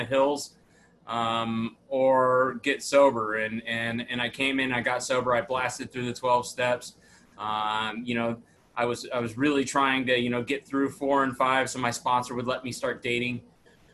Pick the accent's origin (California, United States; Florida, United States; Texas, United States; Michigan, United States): Texas, United States; Dallas; also born or lived in Tacoma, Washington; I was born in Tacoma, Washington. I grew up in Dallas, Texas.